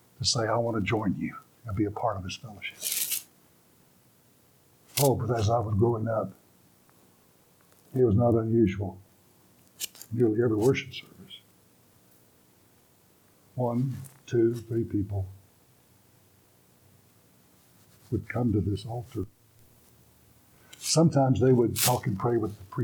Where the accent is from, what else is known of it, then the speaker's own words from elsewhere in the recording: Beaumont, Texas, United States; I've spent my life growing up in Baptist churches, First Baptist Church, Beaumont, Texas, was my home church